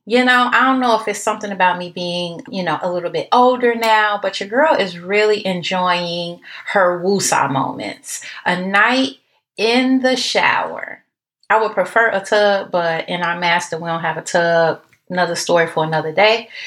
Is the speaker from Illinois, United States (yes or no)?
yes; Chicago, Illinois, United States; now in Texas, United States; Now I'm in Texas, but I'm from Chicago